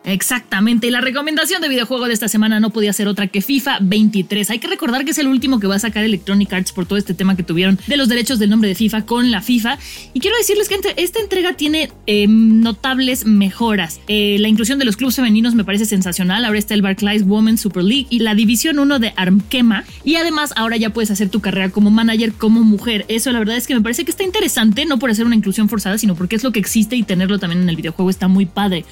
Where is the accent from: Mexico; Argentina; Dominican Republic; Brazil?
Mexico; como mexicanos estamos acostumbrados